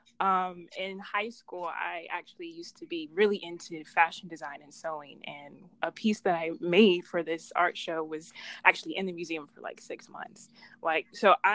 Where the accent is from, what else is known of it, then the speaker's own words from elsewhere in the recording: Charlotte, North Carolina, United States; I am originally from Charlotte, North Carolina.